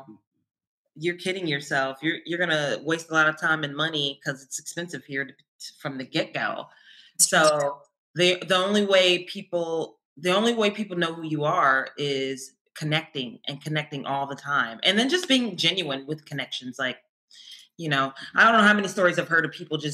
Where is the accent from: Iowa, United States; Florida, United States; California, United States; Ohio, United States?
Ohio, United States; Columbus; moved away as an adult; also born or lived in Milwaukee, Wisconsin; now in Los Angeles, United States; I moved there for college. I went to MSOE. But before that, I was born and raised in Ohio, in Columbus.